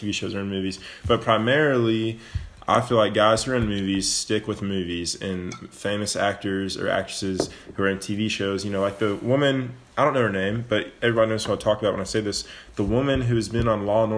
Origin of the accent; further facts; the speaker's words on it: Knoxville, Tennessee, United States; we're from Knoxville, Tennessee